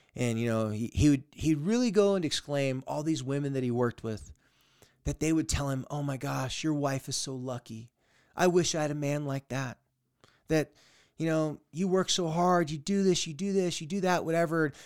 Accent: San Diego, California, United States; my hometown and my area in San Diego, California

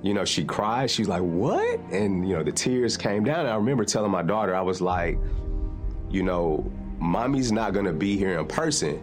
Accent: Nashville, Tennessee, United States; I'm from North Nashville

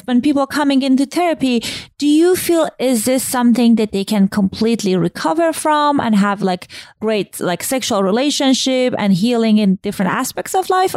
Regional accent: Iran; moved away; Growing up in Iran

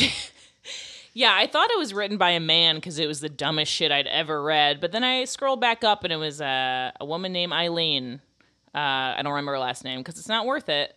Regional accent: Florida, United States; moved away; I'm from Florida and I'm old.

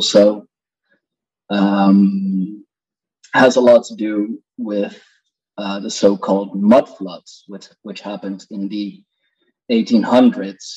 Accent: Netherlands; I'm indeed from the Netherlands.

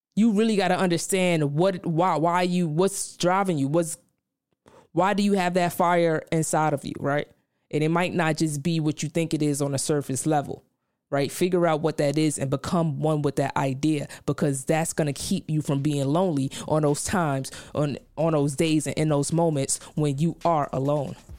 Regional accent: New York City, New York, United States; moved away; I come from Brownsville, Brooklyn

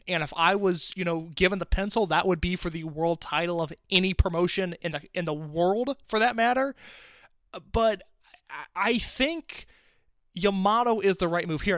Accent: Indianapolis, United States; my hometown in Indianapolis, Illinois

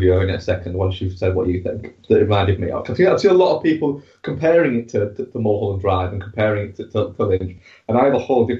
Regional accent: United Kingdom; Well, no, I'm British

